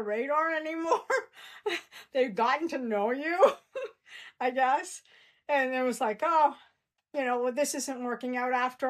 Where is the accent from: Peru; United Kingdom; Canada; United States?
Canada; moved away as an adult; now in Australia; I'm Canadian